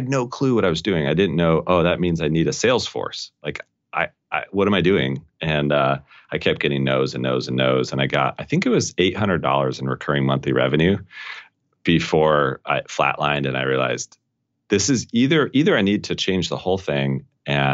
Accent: Colorado, United States; I grew up in Colorado

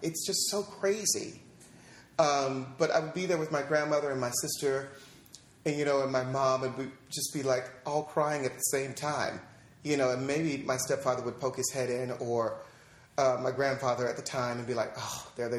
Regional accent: St. Louis, Missouri, United States; moved away as an adult; also born or lived in Los Angeles, California; now in New York, United States; I was born in St. Louis, Missouri, and then we moved here to Los Angeles, and I was back and forth between here and L.A. and St. Louis for most of my childhood

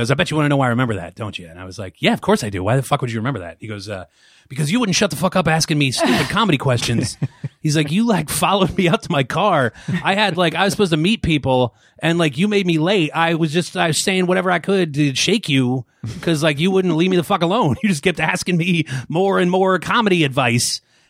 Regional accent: Pittsburgh, Pennsylvania, United States; also born or lived in Dayton, Ohio; In Pittsburgh, Pennsylvania.

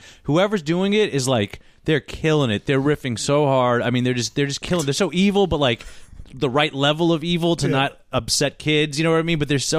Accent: Southern California, United States; also born or lived in Brazil; I grew up here in Southern California.

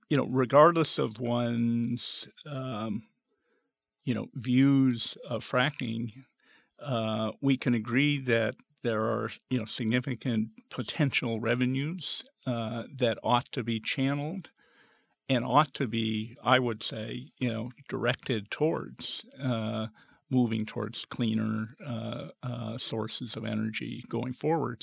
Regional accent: the West, United States; moved away; also born or lived in Arizona; growing up in the West

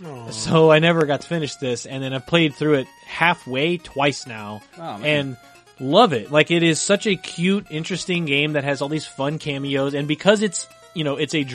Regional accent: near Paducah, Kentucky, United States; As someone growing up near Paducah, Kentucky

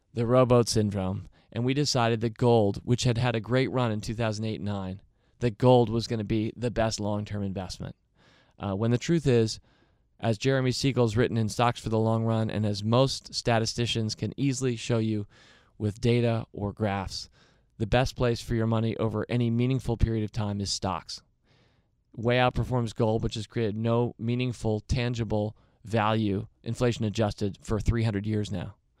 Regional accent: United States; I'm an American too

